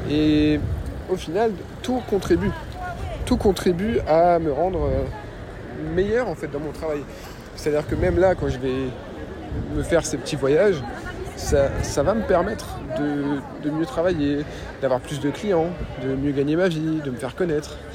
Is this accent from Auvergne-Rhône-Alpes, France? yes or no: no; Metz, Grand Est, France; Et je vais souvent à Metz et en Moselle, parce que c'est là d'où je viens, c'est là que j'ai ma famille, c'est là que j'ai des amis d'enfance.